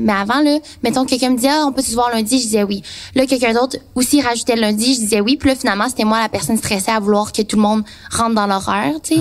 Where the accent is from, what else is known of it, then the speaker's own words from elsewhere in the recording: Trois-Rivières, Quebec, Canada; je viens de Trois-Rivières